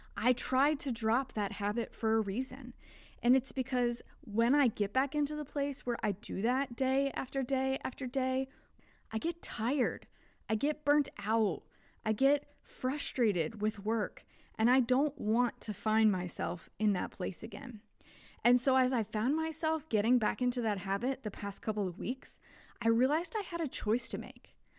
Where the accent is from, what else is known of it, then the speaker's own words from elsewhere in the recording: Kentucky, United States; now in Texas, United States; where I grew up in Kentucky